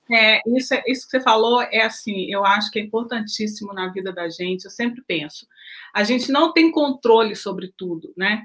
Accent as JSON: {"language": "Portuguese", "town": "Belo Horizonte", "region": "Minas Gerais", "country": "Brazil", "tie": "born or raised there", "also_born_or_lived": "Japan", "moved": "as an adult", "lives_now": "United States", "said": "eu, nasci e cresci em Belo Horizonte, sempre na mesma região"}